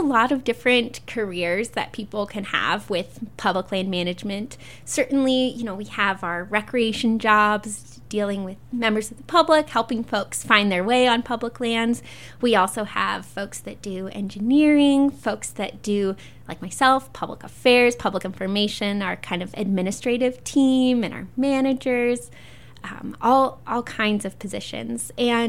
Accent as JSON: {"language": "English", "town": "Providence", "region": "Utah", "country": "United States", "tie": "born or raised there", "also_born_or_lived": "Logan", "said": "So I grew up in northern Utah in Logan, actually Providence, if folks are familiar with that area. But I just feel so lucky to get to continue to live and work in Utah, especially in Canyon Country."}